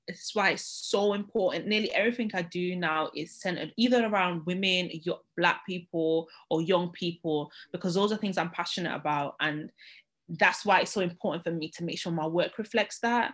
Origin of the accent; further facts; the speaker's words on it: Manchester, North West England, United Kingdom; moved away as an adult; I'm from Manchester originally